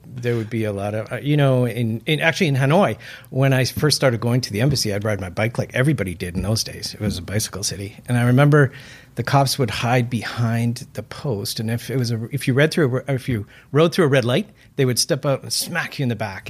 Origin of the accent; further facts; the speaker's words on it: Vancouver, British Columbia, Canada; moved away as an adult; also born or lived in Burnaby / Vietnam / Beijing / Guangzhou; I am from Vancouver. I was actually born in Burnaby, but uh, grew up here